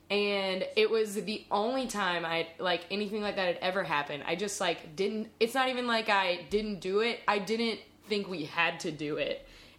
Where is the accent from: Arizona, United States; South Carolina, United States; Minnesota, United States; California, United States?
South Carolina, United States; I'm from the South. Carolina